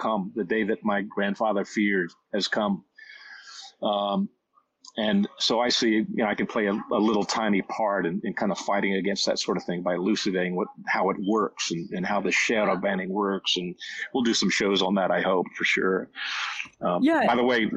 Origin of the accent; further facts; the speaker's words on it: Washington, District of Columbia, United States; it's my hometown too, so I remember that little southern city